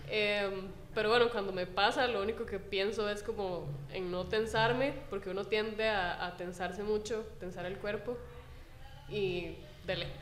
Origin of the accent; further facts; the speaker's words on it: Heredia, Costa Rica; yo soy vecina de Heredia, de Heredia Centro, y estuve en una escuela de Heredia que se llama Rafael Moya Murillo